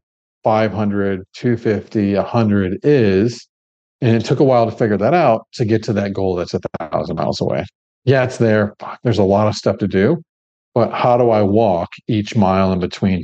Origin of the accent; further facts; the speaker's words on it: Midwest, Michigan–Ohio border area, United States; also born or lived in Gold Coast, Australia; now in Melbourne, Australia; we grew up in a place to where, my family, we're from the Midwest, Michigan. Ohio border area